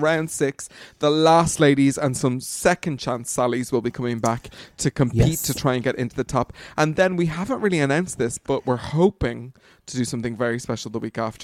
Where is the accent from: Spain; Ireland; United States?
Ireland; Dublin, Leinster; we're two bitches from Dublin